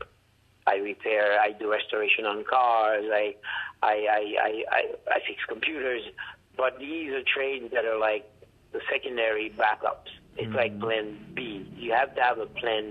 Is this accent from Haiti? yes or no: yes; Jérémie, Grand'Anse, Haiti; accent: heavy accent; English is a second language; moved away; I'm from Haiti, I'm from Jérémy, where I was born